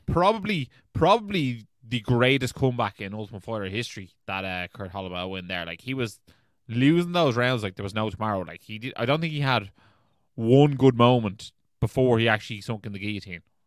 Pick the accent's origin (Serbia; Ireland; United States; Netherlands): Ireland; we're Irish